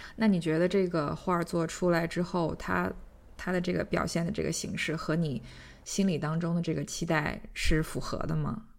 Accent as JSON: {"language": "Chinese", "region": "Shandong", "country": "China", "tie": "born or raised there", "also_born_or_lived": "Anhui", "moved": "yes", "said": "我虽然在山东出生长大"}